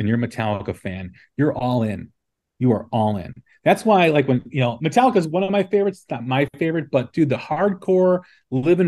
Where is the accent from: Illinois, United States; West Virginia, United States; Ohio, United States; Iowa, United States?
Illinois, United States; Des Plaines; I grew up in Des Plaines, Illinois, which is just outside of Chicago